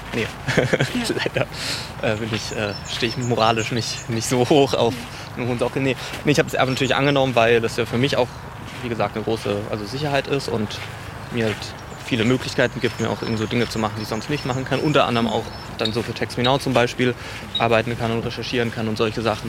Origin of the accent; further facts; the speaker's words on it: Baden-Württemberg, Germany; moved away as an adult; now in Berlin, Germany; ich bin in Baden-Württemberg äh, aufgewachsen